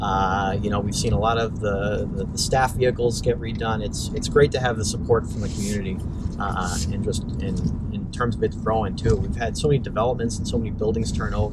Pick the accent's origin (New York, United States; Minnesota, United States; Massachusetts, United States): Massachusetts, United States; Newton; I grew up in Newton